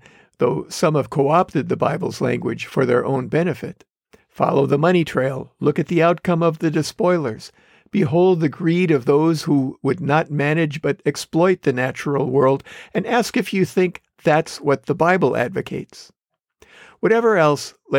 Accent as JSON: {"language": "English", "region": "Wisconsin", "country": "United States", "tie": "born or raised there", "said": "growing up in Wisconsin"}